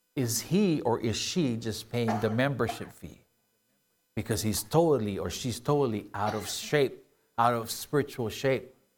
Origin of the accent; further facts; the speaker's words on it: Philippines; moved away; I grew up in the Philippines